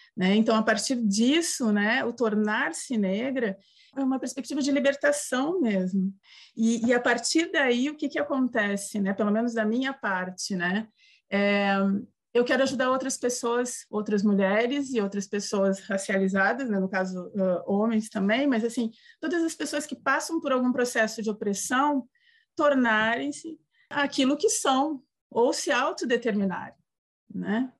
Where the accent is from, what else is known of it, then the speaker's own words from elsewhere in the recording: Porto Alegre, Rio Grande do Sul, Brazil; now in Santa Catarina, Brazil; Eu sou do Sul, né, do Rio Grande do Sul. Me criei em Porto Alegre, moro agora em Santa Catarina